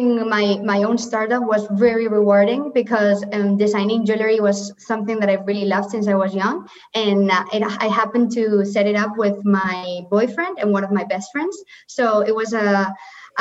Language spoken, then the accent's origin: English; Valencia, Valencian Community, Spain; moved away as an adult; now in Madrid, Spain; I come from Valencia